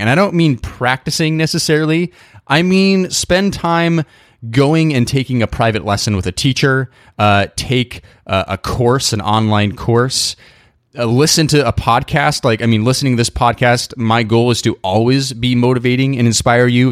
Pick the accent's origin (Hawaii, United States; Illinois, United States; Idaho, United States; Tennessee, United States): Idaho, United States; moved away; I grew up in Idaho